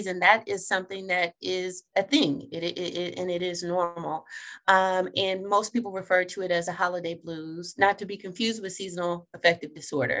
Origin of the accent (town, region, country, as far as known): Texas, United States; now in Ohio, United States